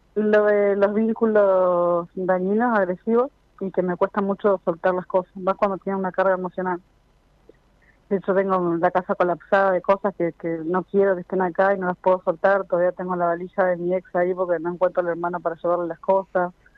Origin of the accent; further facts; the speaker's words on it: General Conesa, Río Negro, Argentina; De General Conesa, Río Negro.